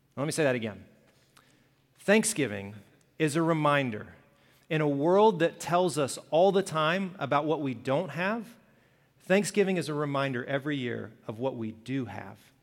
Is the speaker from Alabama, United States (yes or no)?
yes; Birmingham, Alabama, United States; I grew up in Alabama, Birmingham